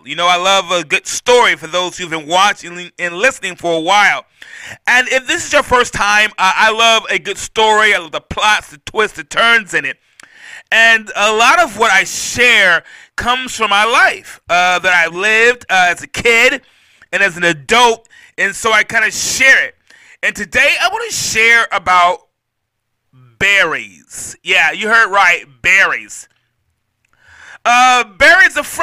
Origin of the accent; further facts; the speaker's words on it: Mount Vernon, New York, United States; I'm from Mount Vernon, New York.